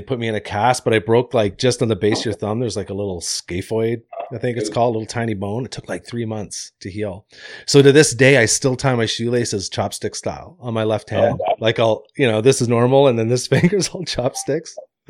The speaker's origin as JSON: {"language": "English", "town": "Deep River", "region": "Ontario", "country": "Canada", "tie": "born or raised there", "moved": "as an adult", "said": "When I grew up in Deep River, Ontario."}